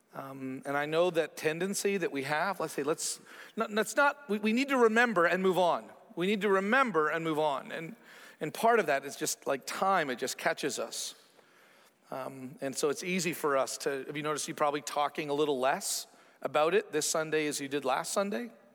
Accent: Canada; growing up a Canadian, where I have this huge country that I'm a part

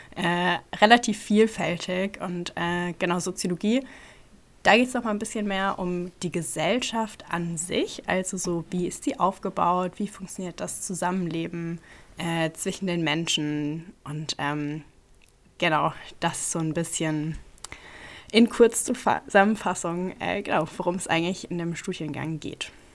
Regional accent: Ludwigshafen, Rhineland-Palatinate, Germany; now in Mainz, Germany; Ich komme eigentlich schon immer aus Rheinland-Pfalz und bin auch immer noch hier. Äh, ursprünglich aus Ludwigshafen.

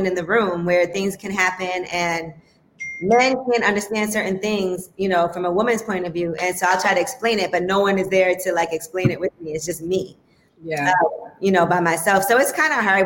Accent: New York City, New York, United States; I grew up in Flatbush

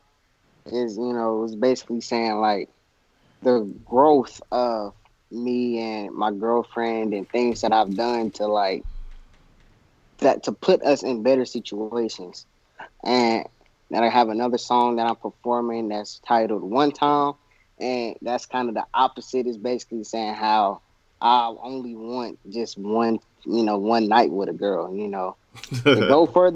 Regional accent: Kansas City, Missouri, United States

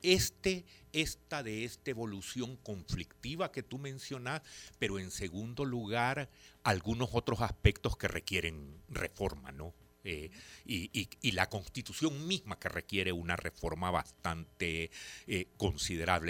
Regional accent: El Salvador

